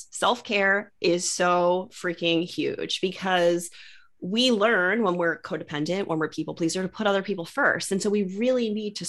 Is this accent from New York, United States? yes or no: no; Maryland, United States; I'm moving from Maryland to California, which is chaos. And is like such a dream, because I have wanted to leave Maryland. I grew up here.